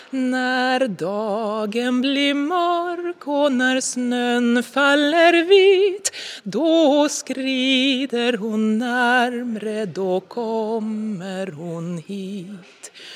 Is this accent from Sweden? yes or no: yes; Sweden; German is a second language; now in Darmstadt, Germany; Ronio, wo ich herkomme